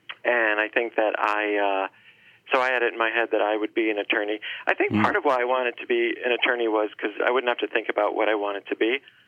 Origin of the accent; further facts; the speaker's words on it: Orange, Connecticut, United States; I grew up in Orange, Connecticut, which is a small, quiet town, especially back in the 80s